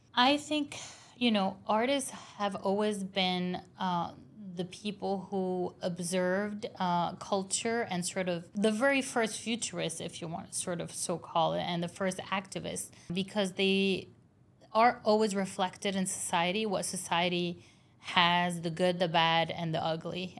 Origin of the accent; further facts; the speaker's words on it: Beirut, Beirut Governorate, Lebanon; I grew up in Beirut